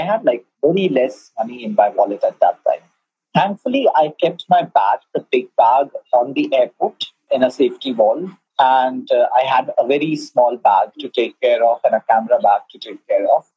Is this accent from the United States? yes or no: no; India; I'm an Indian.